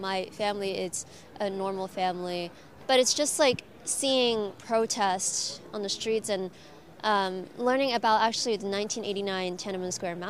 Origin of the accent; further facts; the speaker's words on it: Hong Kong; moved away as an adult; now in United States; I was born and raised in Hong Kong.